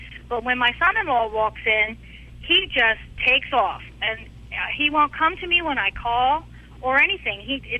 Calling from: Tampa, Florida, United States; Tampa, Florida.

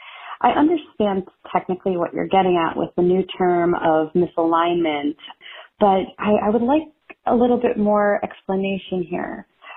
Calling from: Maryland, United States; I'm calling from Maryland.

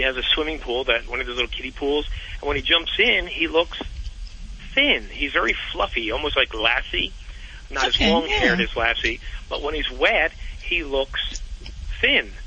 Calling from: Glenside, Pennsylvania, United States

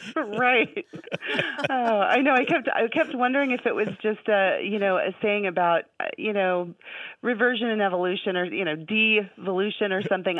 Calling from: Anchorage, Alaska, United States; I'm calling from Anchorage, Alaska

